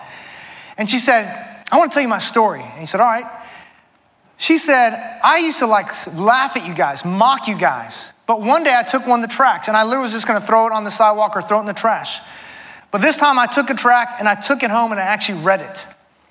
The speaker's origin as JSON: {"language": "English", "region": "California", "country": "United States", "moved": "yes", "said": "I'm from California too"}